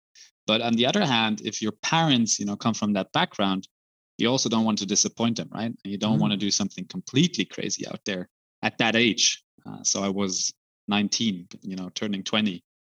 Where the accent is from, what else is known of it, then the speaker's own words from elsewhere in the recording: Brussels, Brussels-Capital Region, Belgium; moved away as an adult; also born or lived in Zurich, Switzerland / Munich, Germany; now in Amsterdam, Netherlands; as a small boy growing up in Brussels